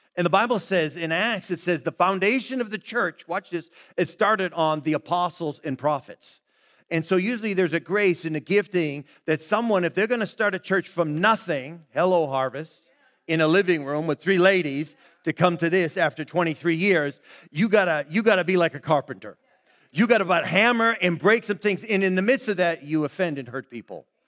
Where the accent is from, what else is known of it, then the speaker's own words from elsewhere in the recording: Brockton, Massachusetts, United States; that became our neighborhood there growing up in Brockton, Mass.